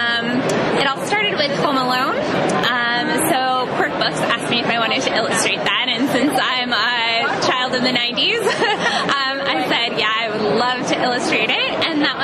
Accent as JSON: {"language": "English", "town": "Calgary", "region": "Alberta", "country": "Canada", "moved": "yes", "said": "Canadian. I'm actually from Calgary"}